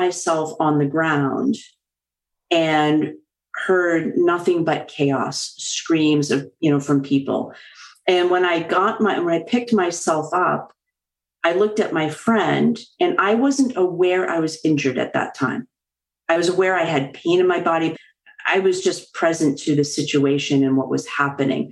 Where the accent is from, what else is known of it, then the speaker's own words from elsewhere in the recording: just outside of Boston, Massachusetts, United States; I'm a Bostonian, born and raised just outside of Boston